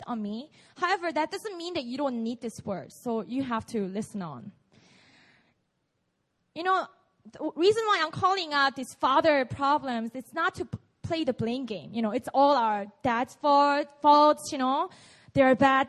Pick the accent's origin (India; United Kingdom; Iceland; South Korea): South Korea; English is a second language; I grew up here, so English is my second language.